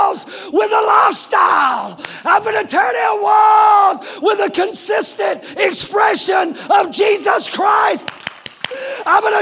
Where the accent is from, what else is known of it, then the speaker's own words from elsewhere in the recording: United States; I'm an American second.